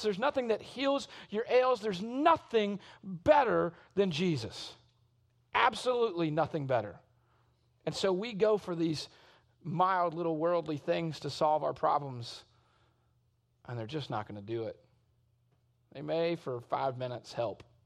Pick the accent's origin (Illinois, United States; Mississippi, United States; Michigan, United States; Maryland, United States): Mississippi, United States; South; also born or lived in Shreveport, Louisiana / Arkansas; I was born in Shreveport, Louisiana, but I grew up in South Mississippi, but my family is all from Arkansas